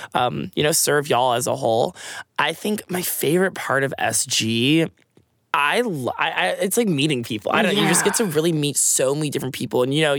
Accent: Eden Prairie, Minnesota, United States; now in Texas, United States; I'm from Eden Prairie, Minnesota, which is about 20 minutes outside of Minneapolis.

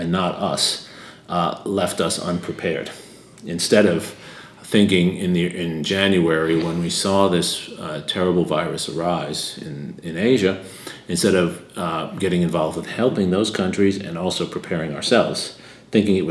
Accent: United States; I grew up with in the United States in the 1980s

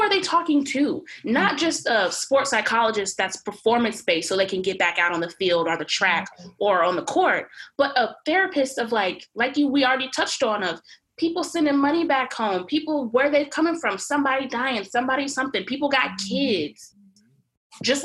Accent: Fort Worth, Texas, United States; I'm from Fort Worth, Texas

